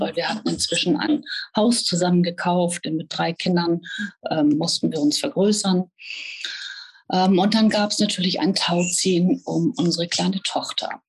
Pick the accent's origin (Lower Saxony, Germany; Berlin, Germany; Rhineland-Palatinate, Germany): Lower Saxony, Germany; Hanover; bin geboren in Hannover und äh, ja, lebe in Niedersachsen an der, an der schönen Küste.